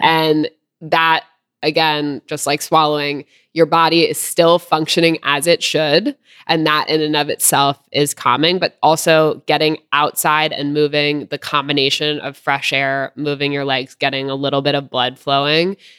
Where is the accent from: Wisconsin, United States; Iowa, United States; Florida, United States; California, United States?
California, United States; I grew up in California